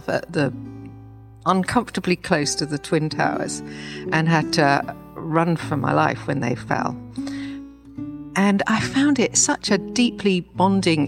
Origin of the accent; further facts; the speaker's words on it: London, United Kingdom; moved away as an adult; also born or lived in New York, United States; I was born in Streatham, South London, at the American Embassy